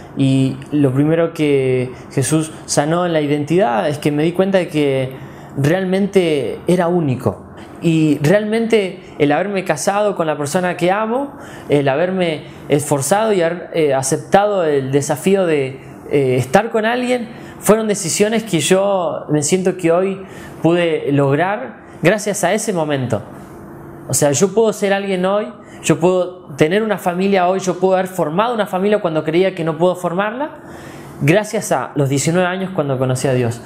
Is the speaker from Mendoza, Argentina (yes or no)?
yes; Mendoza, Argentina; also born or lived in Balvanera, Buenos Aires; now in Buenos Aires, Argentina; soy mendocino con mucho orgullo